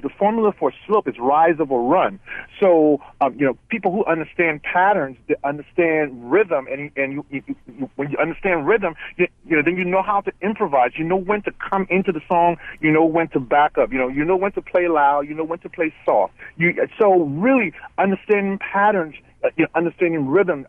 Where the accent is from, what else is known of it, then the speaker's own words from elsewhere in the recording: Liberia; now in Baltimore County, United States; I'm originally from West Africa, Liberia